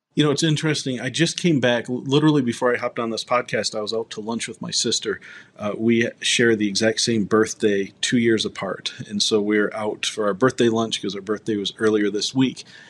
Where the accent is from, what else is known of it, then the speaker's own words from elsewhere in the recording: Ann Arbor, Michigan, United States; moved away as an adult; now in Colorado, United States; I moved from Ann Arbor, Michigan, to Colorado, where I live now.